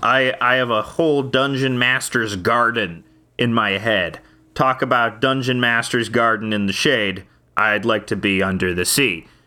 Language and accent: English; Canada